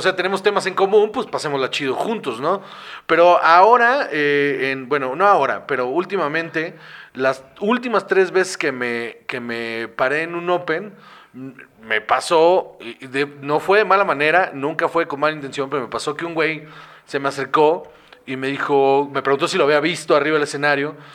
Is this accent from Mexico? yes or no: yes; Guaymas, Sonora, Mexico; soy de Guaymas